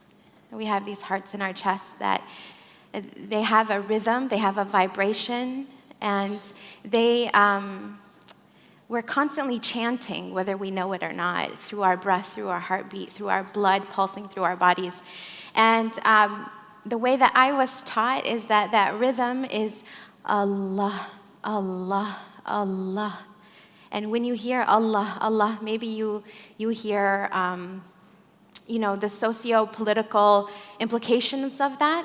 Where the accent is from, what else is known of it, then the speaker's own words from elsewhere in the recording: Flint, Michigan, United States; moved away as an adult; also born or lived in Saudi Arabia / Syria / Morocco / Redwood Forest, California; now in Santa Fe, United States; I grew up in Flint, Michigan. I was born in Saudi Arabia. I'm Syrian American. I live in Santa Fe, New Mexico.